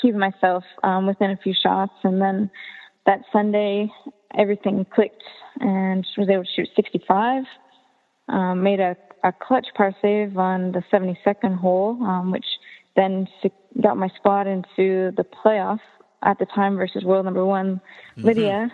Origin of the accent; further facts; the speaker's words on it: Canada; growing up in Canada